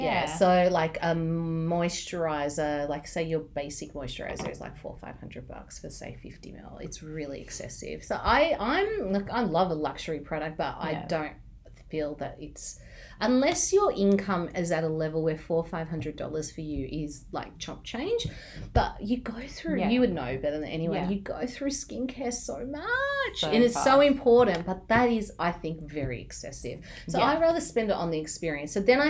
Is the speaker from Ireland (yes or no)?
no; Cyprus; I did not know that you were Turkish, so we're fellow Turks. You're from mainland, I'm from Cyprus.